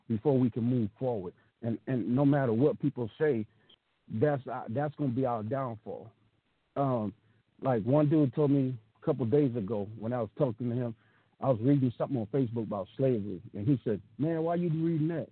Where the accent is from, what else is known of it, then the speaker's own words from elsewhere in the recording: the South, United States; I grew up in the South